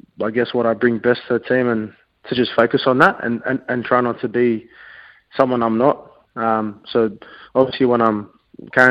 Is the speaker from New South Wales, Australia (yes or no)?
yes; Sydney, New South Wales, Australia; my mother's coming up from Sydney, because we're from Sydney, my family